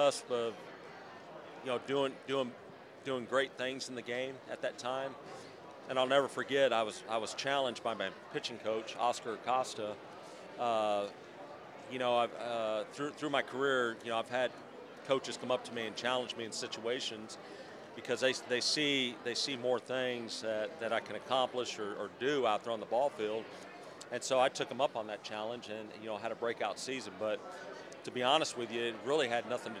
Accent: Council Bluffs, Iowa, United States; a kid growing up in Council Bluffs, Iowa

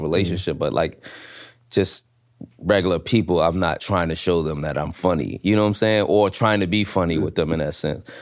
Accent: New York City, New York, United States; I'm coming from Brooklyn, the hood

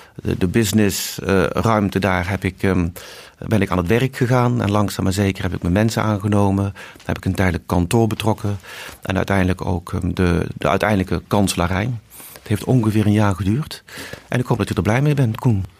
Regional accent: Eindhoven, North Brabant, Netherlands; moved away as an adult; now in Mumbai, India; ik ben geboren in Eindhoven

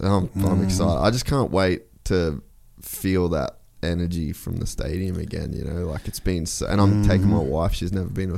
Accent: Australia; moved away; I'm Australian.

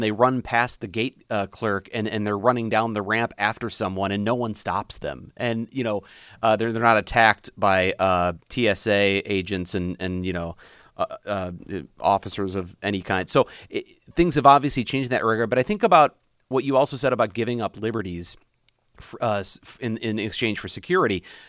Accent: United States; my duty as an American

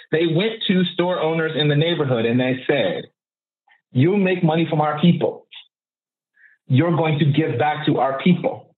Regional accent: Oakland, California, United States; I'm from Oakland and I'm third, second generation. My mother was born and raised here. I was born and raised here

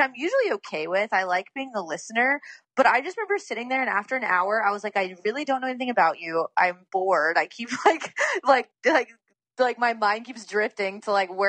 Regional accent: the South, United States; I grew up in the South

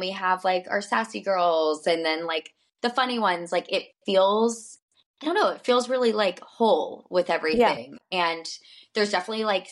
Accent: Birmingham, Alabama, United States; I'm from Alabama

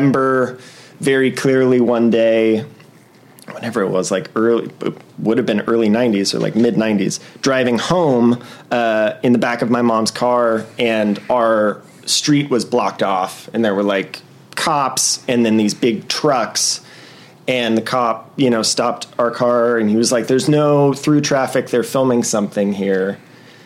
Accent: Los Angeles, California, United States; I grew up in the Valley

